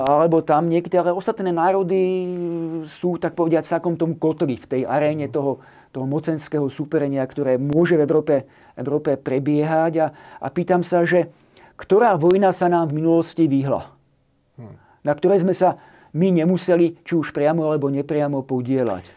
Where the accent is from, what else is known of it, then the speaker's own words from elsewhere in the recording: Slovakia; sme ako Slováci